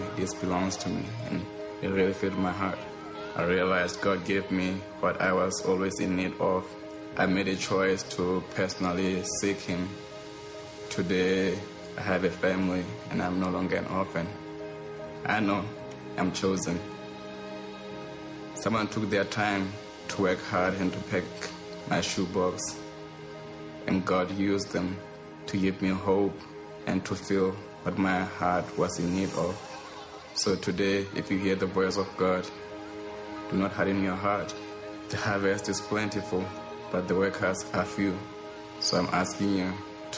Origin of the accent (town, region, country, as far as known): Lesotho; born or raised there